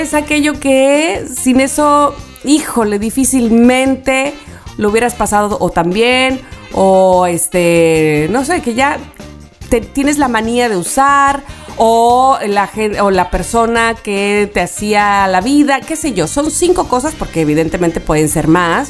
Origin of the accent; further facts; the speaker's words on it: Veracruz, Mexico; siendo jarocha